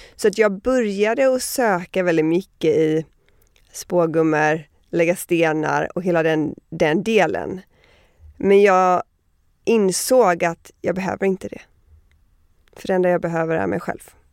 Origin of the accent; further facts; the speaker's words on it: Miami, Florida, United States; moved away; also born or lived in Connecticut / New York / Sweden; men jag flyttade först till eh, Connecticut och sen till Miami, så största delen av min uppväxt är i Miami.